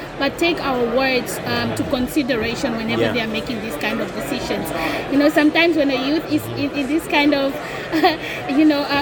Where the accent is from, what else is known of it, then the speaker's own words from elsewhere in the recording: Namibia; I'm from Africa and I'm from Namibia, a developing state on that matter.